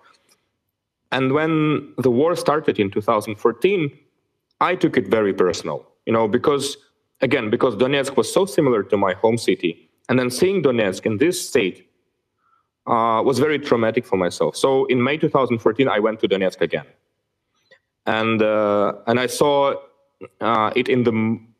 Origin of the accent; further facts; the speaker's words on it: Bishkek, Kyrgyzstan; Bishkek, my hometown